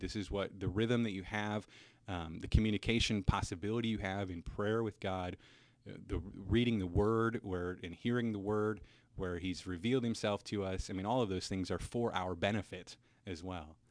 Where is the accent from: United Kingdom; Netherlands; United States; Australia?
United States; Cedar Rapids, Iowa; moved away; also born or lived in Minnesota; originally, I'm from Cedar Rapids, Iowa, so fellow Hawkeye here.